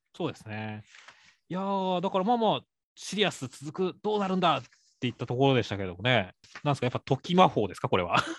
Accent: Shizuoka, Japan; 俺、静 岡出身なんで、静岡県出身なんで

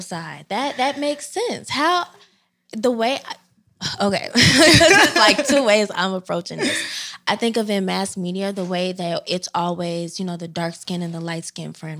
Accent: Chicago, Illinois, United States; moved away as an adult; now in Philadelphia, United States; I hail from South Side of Chicago

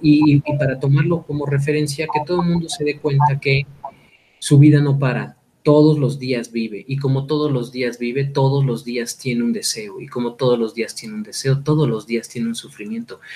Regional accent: Mexico

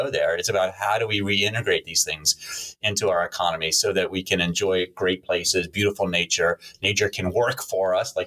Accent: United States; moved away; also born or lived in Virginia / South Carolina; I grew up on the East Coast, coastal Virginia and coastal South Carolina

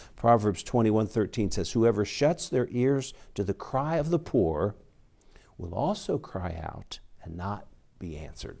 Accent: United States; we grew up here in America

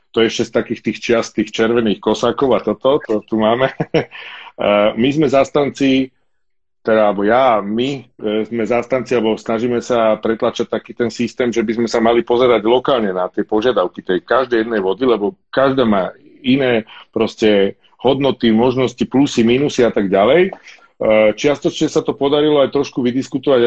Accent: Bratislava, Bratislava Region, Slovakia; s bratom u nás v Petržalke na chorvátskom ramene, na veľkom dražďaku

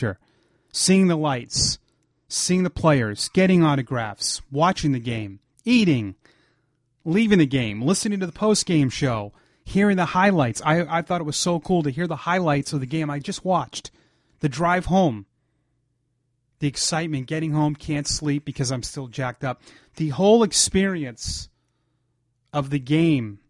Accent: Ashland, Massachusetts, United States; I grew up in Ashland, Mass., which is not far from Newton at all

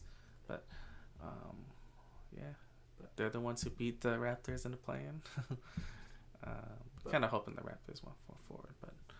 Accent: Chicago, Illinois, United States; despite being a Chicagoan

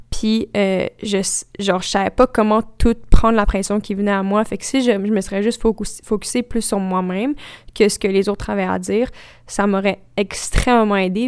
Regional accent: Quebec, Canada; first language French; c'est notre langue maternelle aussi

